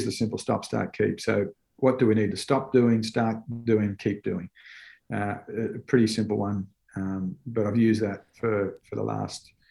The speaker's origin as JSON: {"language": "English", "country": "Australia", "tie": "born or raised there", "moved": "as an adult", "said": "As an Aussie, I was brought up playing on dry fields, on hard surfaces"}